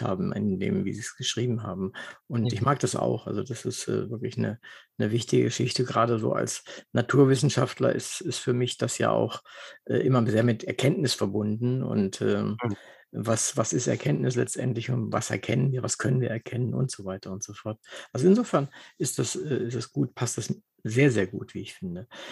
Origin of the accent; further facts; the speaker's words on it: Wolfenbüttel, Lower Saxony, Germany; moved away as an adult; also born or lived in Braunschweig; Ich bin in Wolfenbüttel geboren und habe in ah. Braunschweig studiert und war also bis zu meinem 42. Lebensjahr in, in Braunschweig, Wolfenbüttel in der Gegend unterwegs.